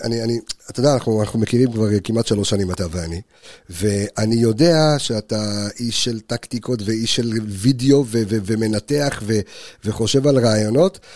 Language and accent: Hebrew; Jerusalem, Jerusalem District, Israel; בתור ילד חרדי שגדל בירושלים